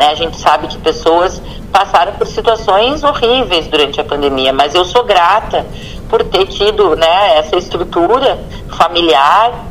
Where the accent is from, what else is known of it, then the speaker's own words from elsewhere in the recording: Montenegro, Rio Grande do Sul, Brazil; also born or lived in Alegrete; Eu sou natural de Montenegro mas morei em várias cidades do Rio Grande do Sul porque meu pai era bancário.